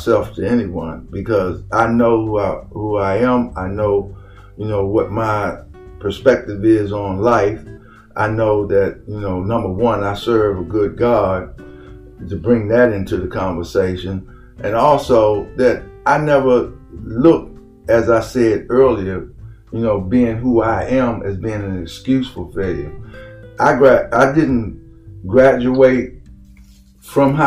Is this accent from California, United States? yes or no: no; Washington, District of Columbia, United States; moved away as an adult; also born or lived in King George County, Virginia; now in Virginia, United States; I was born and raised in Washington, D.C.